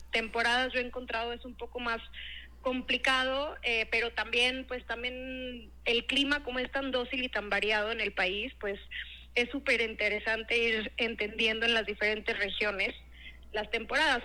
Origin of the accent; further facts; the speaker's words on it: Monterrey, Nuevo León, Mexico; moved away as an adult; also born or lived in Querétaro / New York City / Mexico City; pues nací en Querétaro, ah, crecí en Monterrey. Ah, mira. Este, mm, y bueno, estuve en Monterrey hasta los 18 años y después me fui a estudiar fuera